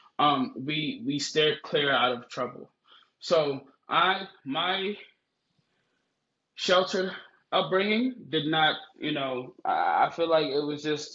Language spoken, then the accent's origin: English; United States; also born or lived in Nigeria; growing up in America